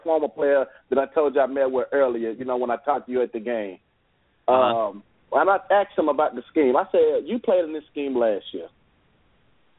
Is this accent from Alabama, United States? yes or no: yes; Birmingham, Alabama, United States; I'm actually from Birmingham